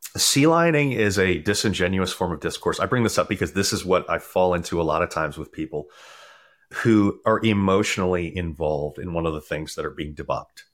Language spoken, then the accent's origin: English; Maryland, United States; moved away; I grew up in Maryland